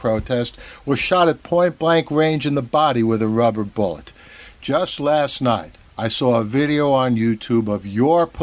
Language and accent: English; New York, United States; I'm a New Yorker through and through